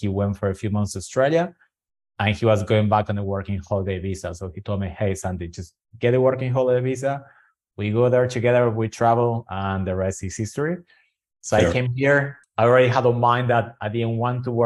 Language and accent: English; Buenos Aires, Argentina; English is a second language; moved away; Buenos Aires, which is my hometown